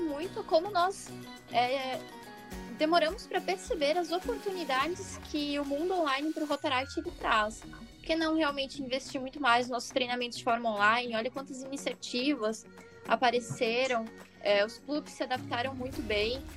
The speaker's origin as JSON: {"language": "Portuguese", "region": "Santa Catarina", "country": "Brazil", "said": "aqui do 4652, Santa Catarina, mas nós não falamos cantado"}